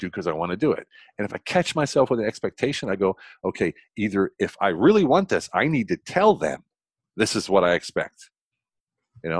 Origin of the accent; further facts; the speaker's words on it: United States; moved away as an adult; now in Germany; I don't want to bash my home country